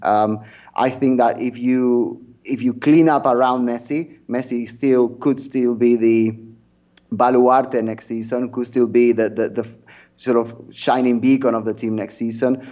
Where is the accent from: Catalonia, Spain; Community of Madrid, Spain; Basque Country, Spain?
Catalonia, Spain; near Sabadell; very close to my hometown